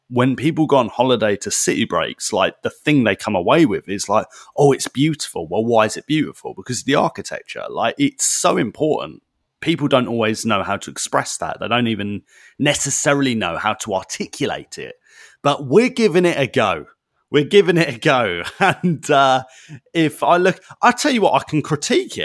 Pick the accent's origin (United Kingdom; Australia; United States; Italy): United Kingdom; I'm a Brit